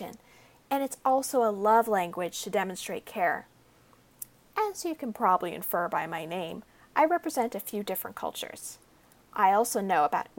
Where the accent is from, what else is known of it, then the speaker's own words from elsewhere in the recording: United States; I grew up in America